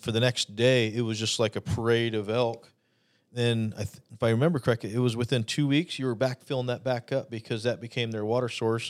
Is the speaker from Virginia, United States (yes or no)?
no; Arizona, United States; being born and raised in Arizona